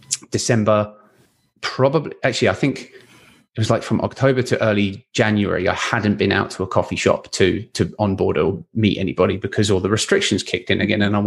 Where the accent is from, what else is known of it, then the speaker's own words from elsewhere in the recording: England, United Kingdom; now in Vancouver, Canada; I'm English